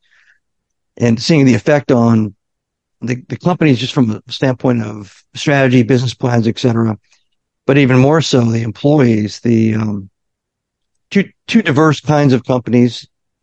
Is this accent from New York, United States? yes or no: no; Omaha, Nebraska, United States; now in Virginia Beach, United States; I'm from Omaha.